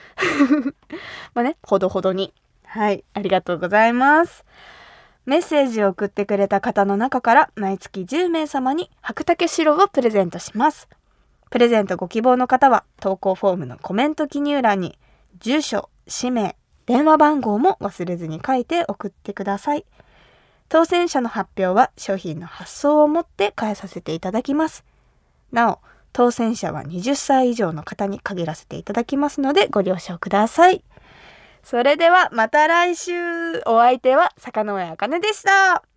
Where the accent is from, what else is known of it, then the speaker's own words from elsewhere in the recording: Kumamoto, Japan; 私が生まれ育った熊本